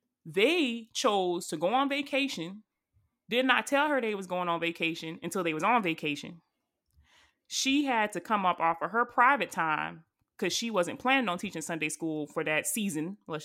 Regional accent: the South, United States; we are all from the South, but I don't know what kind of church y'all went to. But y'all, when I tell y'all, I went to a foot stomping hardwood floor Baptist church, and I'm talking about country Baptist church

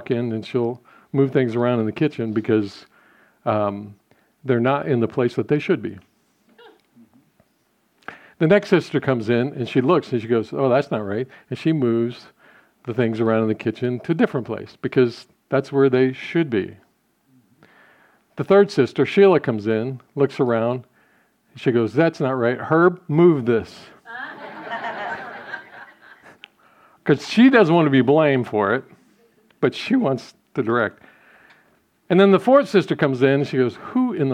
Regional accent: United States; we as American Christians

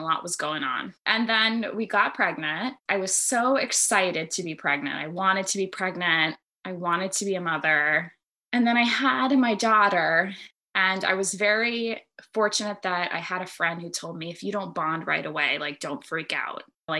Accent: United States; I'm an Army brat. I grew up all over the United States. My parents ended up settling down in my mom's hometown of Buffalo, New York, which is actually where I live now.

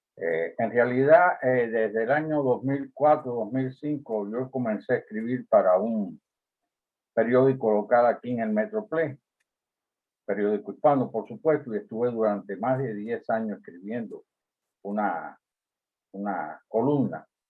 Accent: Cuba; also born or lived in Tamaulipas, Mexico; now in United States; Como cubano y vinculado con, aspectos de la política en Cuba, como estuve, la razón por la cual salí al exilio

